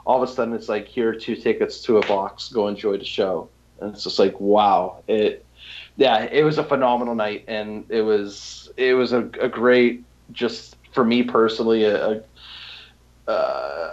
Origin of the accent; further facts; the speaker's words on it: Toronto, Ontario, Canada; I'm from Toronto